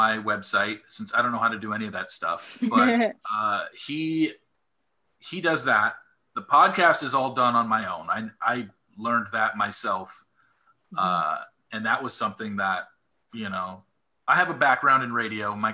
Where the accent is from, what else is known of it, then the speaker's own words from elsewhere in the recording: Southern California, United States; I grew up in Southern California